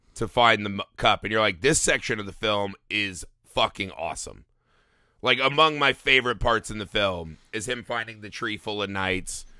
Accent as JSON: {"language": "English", "country": "United States", "tie": "born or raised there", "said": "we were raised in America"}